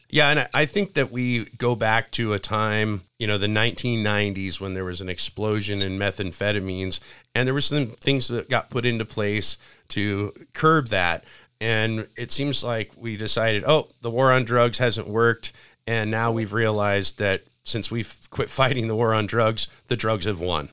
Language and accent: English; Spokane, Washington, United States; I was born in Spokane